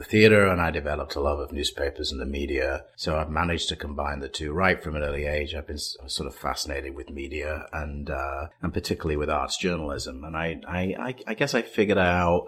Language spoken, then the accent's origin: English; Manchester, North West England, United Kingdom; now in Chicago, United States; I grew up in Manchester, England